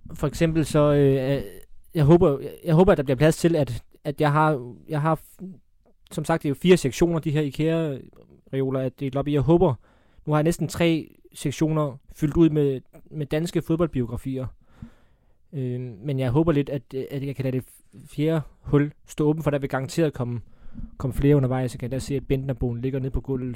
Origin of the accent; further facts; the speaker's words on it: Funen, Southern Denmark, Denmark; folk kan jo høre på mig, jeg er fra Fyn